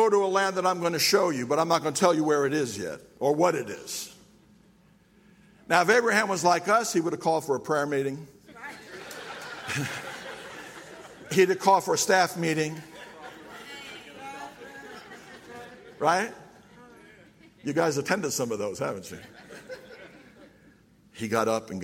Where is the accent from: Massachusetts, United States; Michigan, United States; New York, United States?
New York, United States; I'm from New York